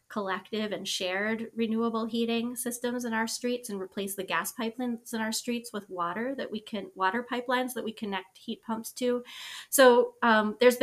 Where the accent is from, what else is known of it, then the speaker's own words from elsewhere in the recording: West Virginia, United States; I was born in West Virginia in a beautiful part of the state that is really unspoiled by a lot of the extraction that we see in other parts of West Virginia.